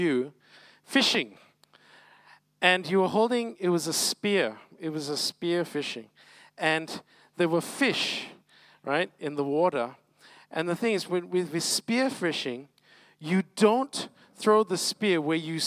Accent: Malacca, Malaysia; moved away; I'm from Malacca originally

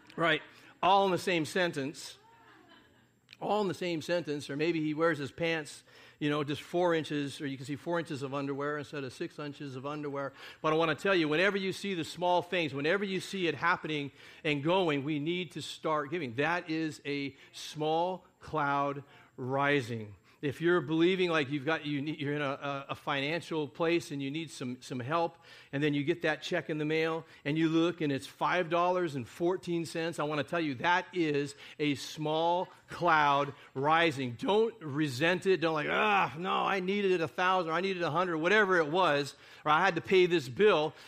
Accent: United States; we're, uh, Americans, most of us

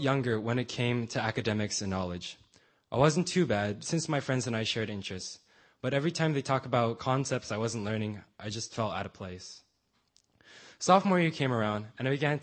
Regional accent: San Francisco, California, United States; I was born on October 16, 1995 in San Francisco, California

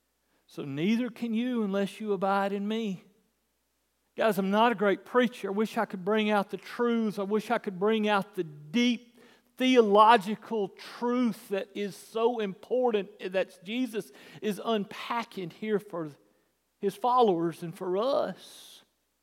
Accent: United States; we're Americans

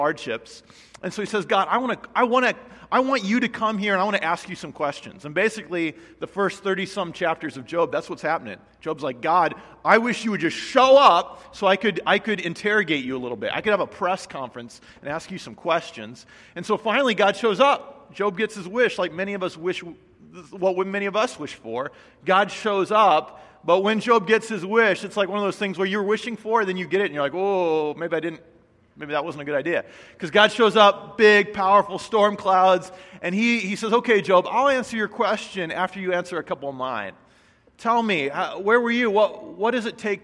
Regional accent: Midwest, United States; moved away; I grew up in the Midwest

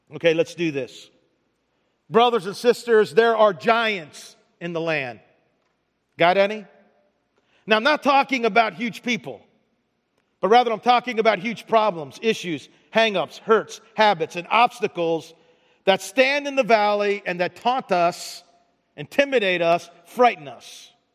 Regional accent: Baltimore, Maryland, United States; moved away; I'm from Baltimore

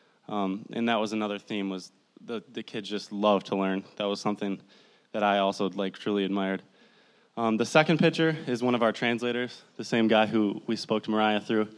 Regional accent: Midland, Michigan, United States; I'm from Midland, Michigan, right down the road. I went to Bullet Creek High School.

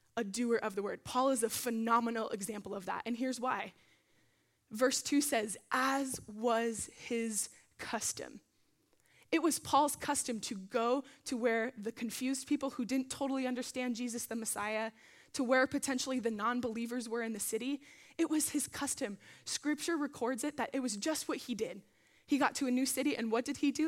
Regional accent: Arizona, United States; now in Simi Valley, United States; I'm from Arizona

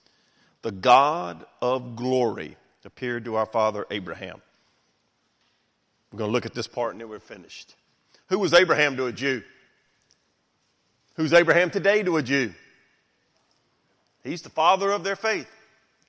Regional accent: Memphis, Tennessee, United States; I grew up in Memphis, been here my whole life

